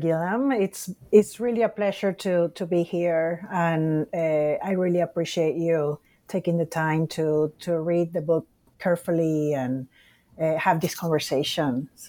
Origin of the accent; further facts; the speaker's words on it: Puerto Rico; because of that experience of growing up in Puerto Rico